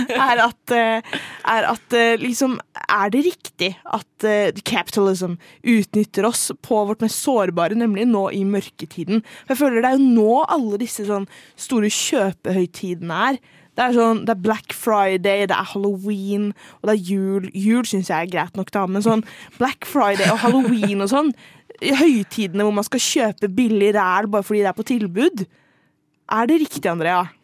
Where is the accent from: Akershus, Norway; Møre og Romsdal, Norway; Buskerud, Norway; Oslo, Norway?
Akershus, Norway; Bærum; jeg er fra Bærum.